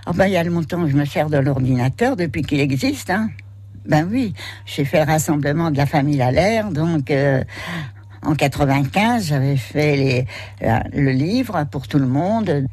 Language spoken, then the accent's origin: French; Paris, Île-de-France, France; moved away as an adult; now in Vendée, France; J'avais jamais quitté Paris. La première fois que j'ai quitté Paris, c'est en début 46